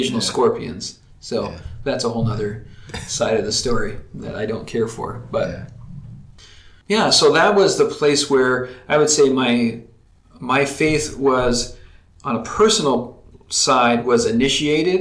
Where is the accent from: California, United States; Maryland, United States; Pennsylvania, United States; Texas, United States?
Texas, United States; moved away; also born or lived in Colorado Springs, Colorado; I grew up in Texas in a loving family